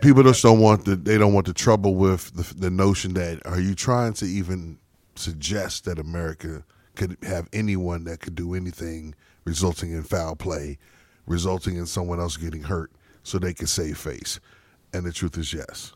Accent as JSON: {"language": "English", "town": "El Paso", "region": "Texas", "country": "United States", "tie": "born or raised there", "said": "I was born in El Paso, Texas."}